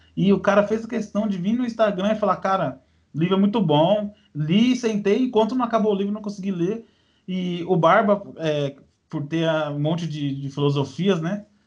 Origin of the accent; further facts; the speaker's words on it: São Paulo, Brazil; eu sou paulista